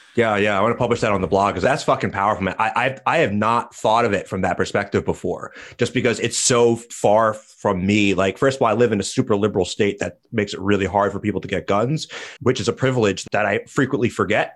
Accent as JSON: {"language": "English", "country": "United States", "said": "as an American"}